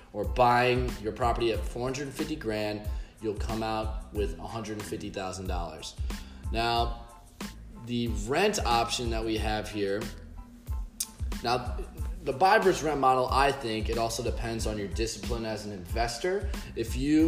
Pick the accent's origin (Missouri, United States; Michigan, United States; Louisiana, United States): Missouri, United States; St. Louis; now in South Florida, United States; I'm also from St. Louis